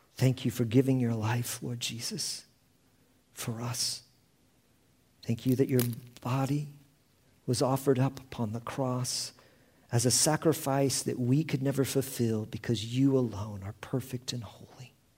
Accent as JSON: {"language": "English", "region": "Indiana", "country": "United States", "tie": "born or raised there", "also_born_or_lived": "Houston, Texas", "moved": "yes", "lives_now": "Prague, Czechia", "said": "I was born in Indiana and, uh, in the Midwest of the United States"}